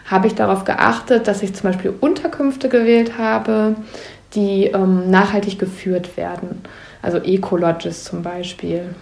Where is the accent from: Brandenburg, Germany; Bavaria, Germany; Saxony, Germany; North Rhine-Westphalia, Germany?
North Rhine-Westphalia, Germany; hier in meiner Heimatregion. Da habe ich jetzt im Juni ein Buch veröffentlicht über 52 kleine und große Eskapaden in Ostwestfalen-Lippe.